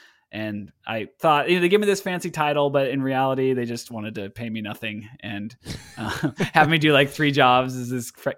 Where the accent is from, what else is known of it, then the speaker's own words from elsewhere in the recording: Portland, Oregon, United States; joke that I was like born in the back pew of the church. I mean, because the small Baptist church that I grew up in Oregon here in Portland area, you know, my great grandmother was a founding member